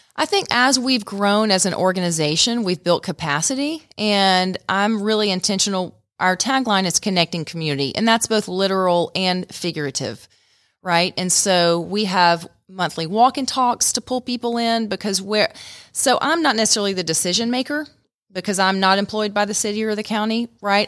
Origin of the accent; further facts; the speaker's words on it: Stone Mountain, Georgia, United States; moved away as an adult; also born or lived in Atlanta, United States; now in Rome, United States; I grew up in Stone Mountain and actually came up here, um, in the early nineties to go to Shorter College